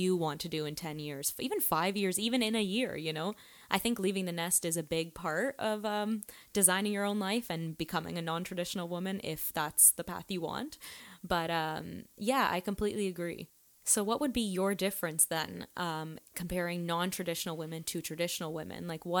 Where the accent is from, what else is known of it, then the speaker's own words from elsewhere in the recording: Toronto, Ontario, Canada; now in Los Angeles, United States; I'm originally from Toronto, Canada, and I live in LA now with my beautiful girlfriend